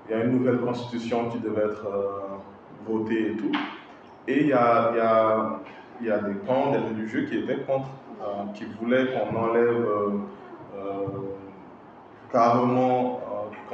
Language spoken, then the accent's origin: French; Mali; moi, je suis malien, je suis chrétien.